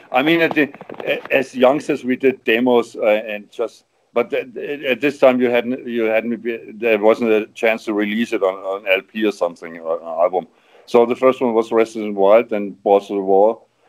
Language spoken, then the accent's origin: English; Hanover, Lower Saxony, Germany; Hey, I'm from Hanover. I'm out of Hanover, you know. I'm a guy from Hanover